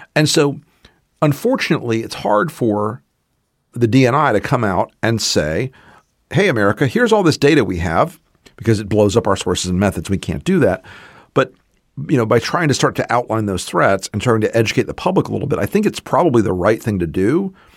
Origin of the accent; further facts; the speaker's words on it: the American South, United States; I'm a Southerner.